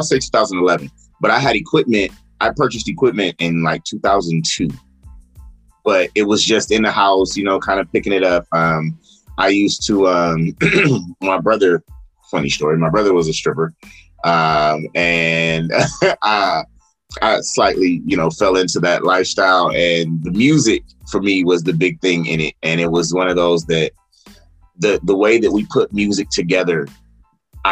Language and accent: English; Los Angeles, California, United States; from Los Angeles, California